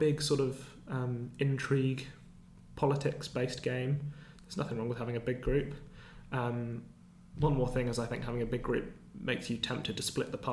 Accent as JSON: {"language": "English", "region": "England", "country": "United Kingdom", "said": "as English people"}